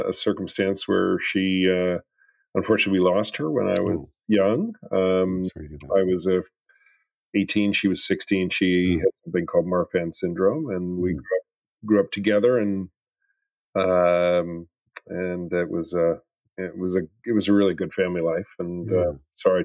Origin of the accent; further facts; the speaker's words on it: New York City, New York, United States; moved away as an adult; also born or lived in San Francisco; now in Boston, United States; I grew up in New York City. I'm a definite urban kid